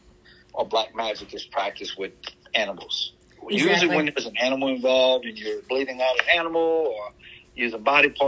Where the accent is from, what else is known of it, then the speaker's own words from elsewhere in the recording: Louisiana, United States; Being Cajun and growing up in a swamp, I mean, voodoo was a religion